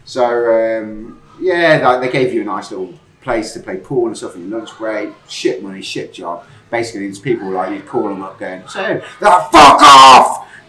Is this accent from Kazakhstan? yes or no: no; Lincoln, East Midlands, United Kingdom; moved away; also born or lived in Sleaford; I was in the habit of saying I was from Nottingham because Lincoln, just no one knows it